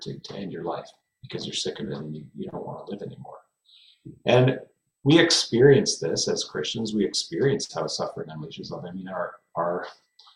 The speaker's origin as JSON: {"language": "English", "area": "Fraser Valley", "region": "British Columbia", "country": "Canada", "tie": "born or raised there", "said": "I grew up here in the Fraser Valley of British Columbia"}